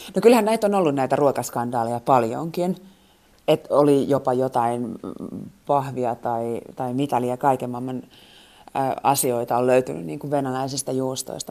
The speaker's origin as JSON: {"language": "Finnish", "country": "Finland", "moved": "as an adult", "lives_now": "Moscow, Russia", "said": "mistä mä oon kotoisin. Niin kun mä sanon Suomi"}